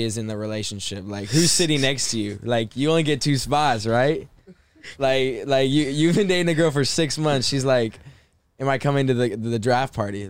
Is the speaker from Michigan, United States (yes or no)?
no; Los Angeles, California, United States; I'm from out here